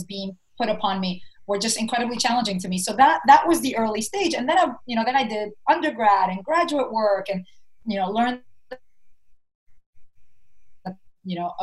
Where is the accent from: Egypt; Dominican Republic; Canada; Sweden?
Dominican Republic; English is a second language; now in New York City, United States; I was born here in New York and I was raised in the Dominican Republic